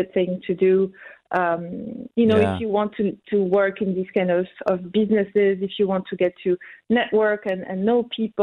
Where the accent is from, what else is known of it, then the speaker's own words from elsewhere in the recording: Corsica, France; now in New Zealand; I was born on an island. I come from Corsica